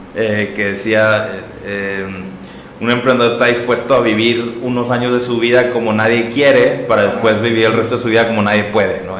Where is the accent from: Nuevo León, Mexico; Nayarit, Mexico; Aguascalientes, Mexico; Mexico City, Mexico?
Nuevo León, Mexico; Monterrey; soy de aquí de Monterrey